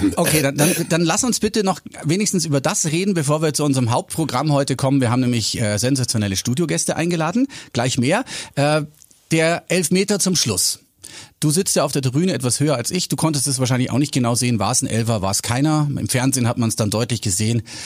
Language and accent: German; Bavaria, Germany; für uns Bayern